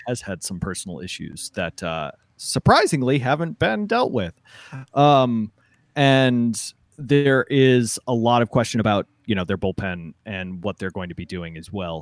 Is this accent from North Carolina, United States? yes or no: no; Madison, Wisconsin, United States; growing up in Madison, the Badgers were priority